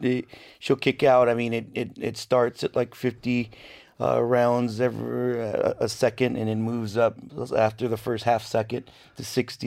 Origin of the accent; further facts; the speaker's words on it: Seattle, Washington, United States; I grew up in Seattle, and. We'd go to Seafair every year